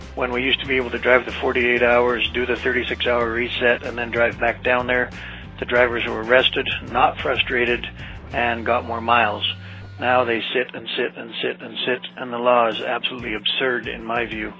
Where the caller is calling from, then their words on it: Anchorage, Alaska, United States; I'm calling from Anchorage, Alaska